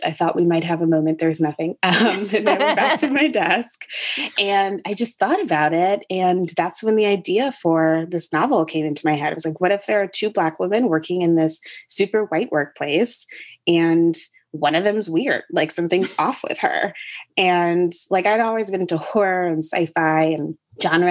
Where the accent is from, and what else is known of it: Connecticut, United States; born or raised there; moved away as an adult; also born or lived in Chapel Hill, North Carolina; now in Brooklyn, United States